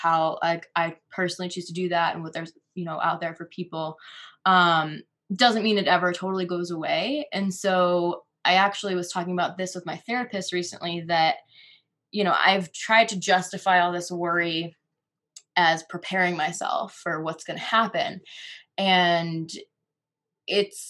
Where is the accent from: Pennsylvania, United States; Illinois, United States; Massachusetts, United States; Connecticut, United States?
Connecticut, United States; moved away as an adult; now in Colorado, United States; my home state of Connecticut